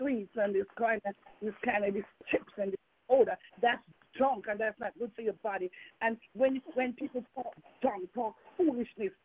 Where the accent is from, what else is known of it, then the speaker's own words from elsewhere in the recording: Jamaica; accent: Jamaican; moved away; I'm from Jamaica, and I still have some Jamaican accent in me.